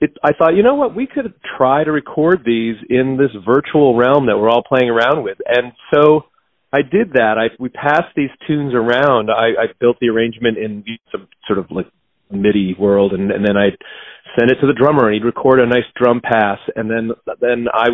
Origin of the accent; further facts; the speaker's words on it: Maine, United States; I grew up in Maine